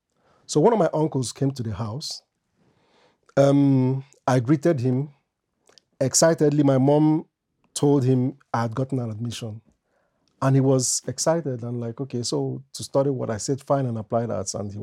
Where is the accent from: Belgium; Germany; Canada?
Belgium; As early as 3, while growing up in Belgium, I have an elder brother.